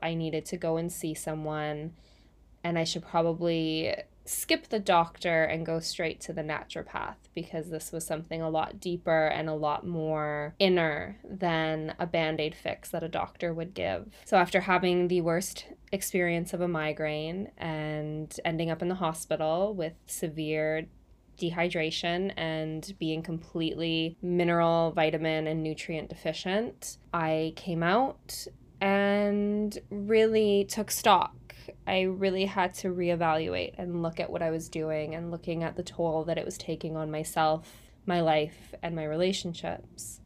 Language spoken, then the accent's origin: English; Canada; now in New Zealand; I'm originally from Canada. I'm living in New Zealand now